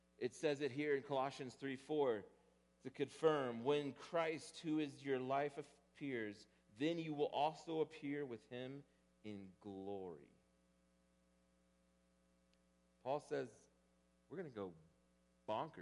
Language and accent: English; Texas, United States; growing up in Texas and doing two-a-days in August